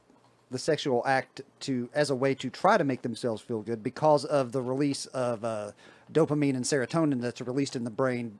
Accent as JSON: {"language": "English", "region": "West Virginia", "country": "United States", "said": "I'm from West Virginia. So okay. I'm a hillbilly by race and hippie by choice."}